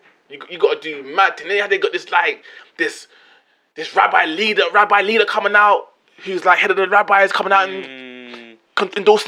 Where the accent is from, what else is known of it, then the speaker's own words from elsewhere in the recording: England, United Kingdom; I'm British, Jamaican, from England.